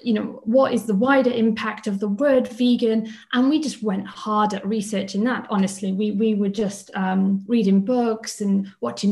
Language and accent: English; Swansea, Wales, United Kingdom; moved away as an adult; also born or lived in Cardiff / London; We are both from Wales